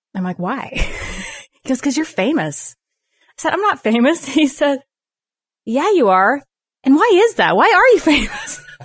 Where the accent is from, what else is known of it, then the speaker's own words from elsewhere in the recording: Salt Lake City, Utah, United States; moved away as an adult; now in Gunlock, United States; I'm from Salt Lake